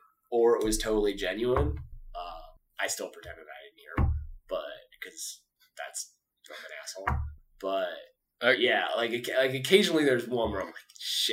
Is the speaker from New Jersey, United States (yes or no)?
yes; Western New Jersey, United States; also born or lived in Philadelphia, Pennsylvania; I was born in Philadelphia, so it counts a little bit. Lived just outside of Philly until I was grade. So some of my formative years, and then most of my life I lived in Western New Jersey.